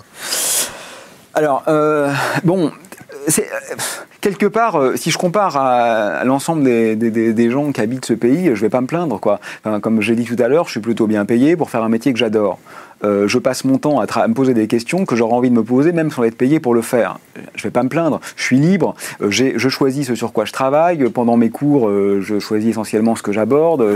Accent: Neuilly-sur-Seine, Île-de-France, France; Je suis né à Neuilly-sur-Seine, euh, lycée Pasteur, classe préparatoire

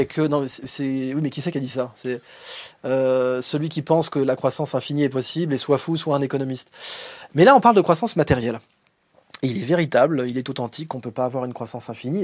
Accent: France; en tant que Français

